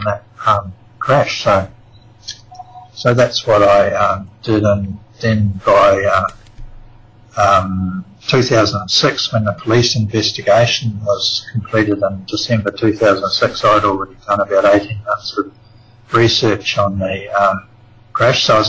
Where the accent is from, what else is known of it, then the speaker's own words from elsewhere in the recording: New Zealand; now in Australia; I'm actually a New Zealander. I was born in New Zealand